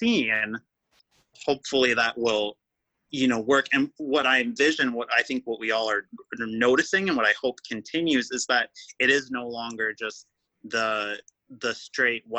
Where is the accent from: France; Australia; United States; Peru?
United States; Wausau, Wisconsin; I come from Wausau, it is very small. And I don't want to say small-minded, but I grew up very like conservative